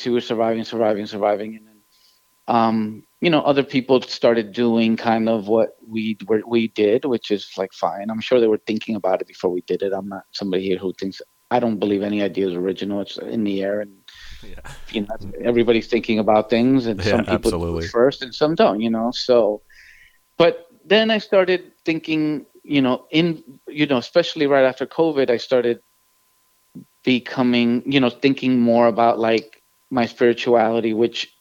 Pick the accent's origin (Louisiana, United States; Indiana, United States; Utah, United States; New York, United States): New York, United States; New York City; as a Latino growing up in New York City